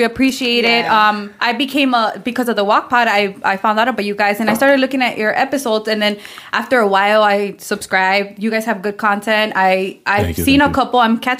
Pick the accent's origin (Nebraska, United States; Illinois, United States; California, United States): Illinois, United States; Chicago; now in Cicero, United States; Well, and I live in Cicero, but I did grow up in North Center.